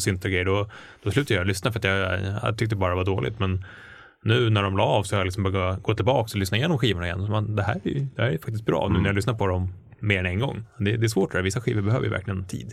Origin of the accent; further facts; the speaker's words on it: Stockholm, Stockholm County, Sweden; Jag växte upp i Hökarängen